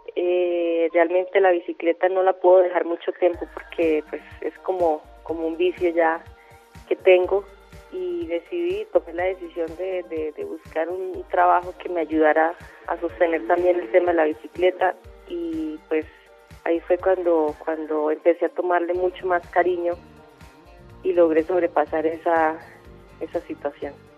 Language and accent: Spanish; Zapatoca, Santander, Colombia; llegue a Zapatoca, a mi pueblo